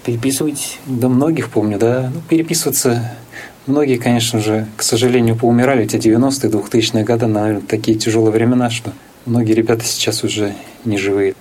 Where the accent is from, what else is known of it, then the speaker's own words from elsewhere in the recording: Almetyevsk, Tatarstan, Russia; also born or lived in Kazan; Я родился в Альметьевске